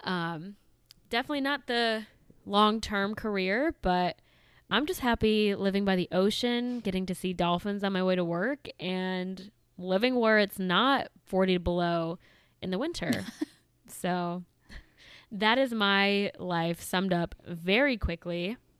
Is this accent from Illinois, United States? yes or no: yes; suburb of Chicago, Illinois, United States; moved away as an adult; also born or lived in Iowa; I grew up in a suburb of Chicago